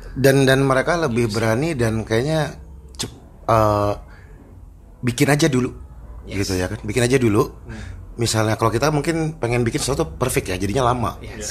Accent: Bandung, West Java, Indonesia; gue kan dilahirkan di Bandung ya dan besar di Bandung

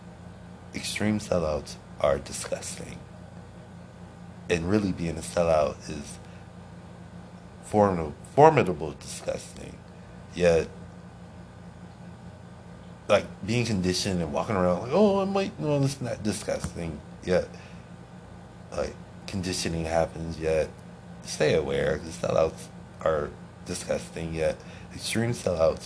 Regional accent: Akron, Ohio, United States; moved away; I was born and raised in Akron, Ohio

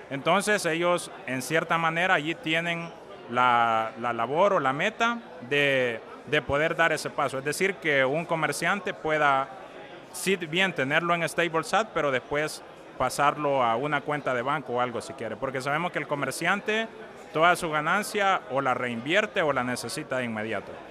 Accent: El Salvador; como salvadoreño

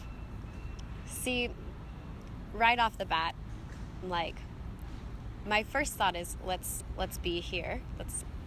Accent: Pleasanton, California, United States; I grew up in a town in the East Bay area in Northern California called Pleasanton

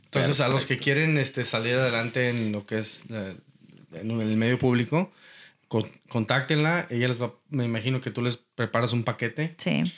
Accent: Mexico; moved away as an adult; also born or lived in Portland, Oregon; now in Houston, United States; haber tenido que salirme de México

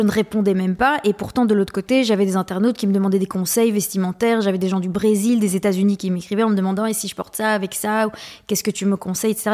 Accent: Belgium; j'ai fait euh, l'équivalent de l'HEC euh, mais en Belgique. Je suis belge

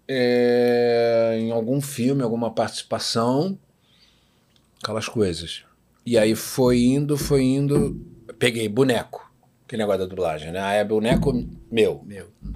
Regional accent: Rio de Janeiro, Brazil; Eu morei a vida inteira em Botafogo

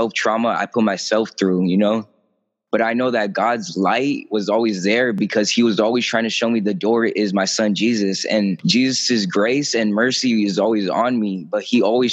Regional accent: Imperial Beach, California, United States; also born or lived in National City; when I was 12, I had moved to, I was from Imperial Beach. I moved to National City

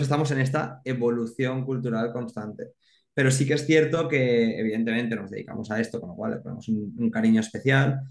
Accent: Alzira, Valencian Community, Spain; soy de Alcira, ¿no? Entonces, claro, es un pueblo grande, una ciudad pequeña

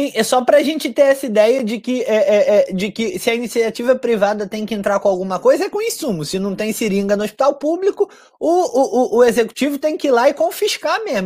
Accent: Rio de Janeiro, Brazil; lá na minha terra, na Água Santa

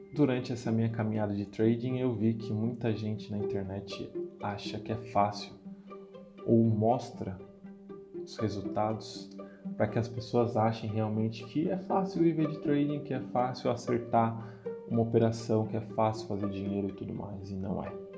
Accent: Guarulhos, São Paulo, Brazil; Eu sou natural de Guarulhos, nasci do e criado em Guarulhos

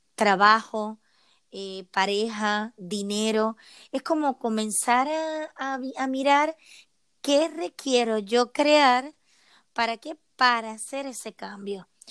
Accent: Puerto Rico; moved away as an adult; now in Seville, Spain; soy de Puerto Rico y desde hace 10 años vivo en Sevilla, España

